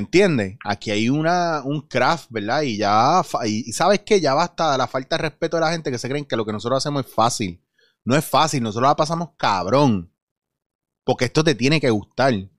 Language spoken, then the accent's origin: Spanish; Puerto Rico; somos puertorriqueños